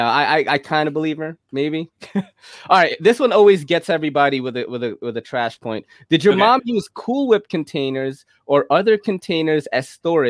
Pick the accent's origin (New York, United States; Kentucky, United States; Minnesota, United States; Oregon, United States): New York, United States; New York City; Yeah, I think I'm from New York City. I judge pizza.